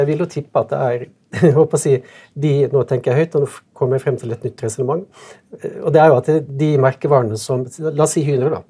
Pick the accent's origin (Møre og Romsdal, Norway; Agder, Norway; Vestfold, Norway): Møre og Romsdal, Norway; Sunnmøre; jeg kommer fra Sunnmørk